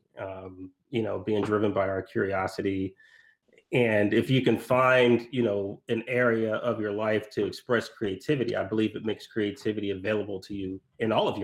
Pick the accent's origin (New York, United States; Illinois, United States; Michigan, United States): Illinois, United States; Urbana-Champaign; University of Illinois, Urbana-Champaign, in my hometown